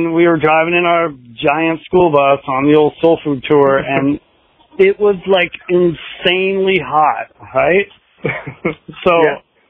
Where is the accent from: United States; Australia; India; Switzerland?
United States; Seattle, Washington; No, Seattle, actually. That's where we made all the awesome music back in the day.